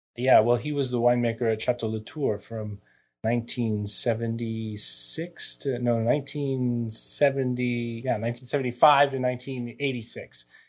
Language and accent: English; United States; also born or lived in France; now in Napa Valley, United States; I'm an American